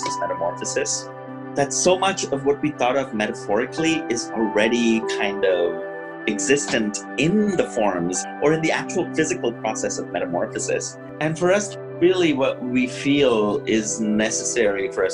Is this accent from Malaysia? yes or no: no; India; moved away as an adult; also born or lived in Pittsburgh, United States; now in United States; I grew up in India